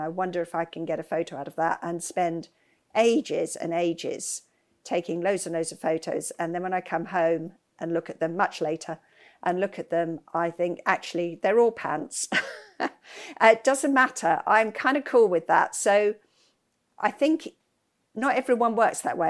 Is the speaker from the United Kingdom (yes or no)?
yes; West Sussex, South East England, United Kingdom; I grew up in West Sussex.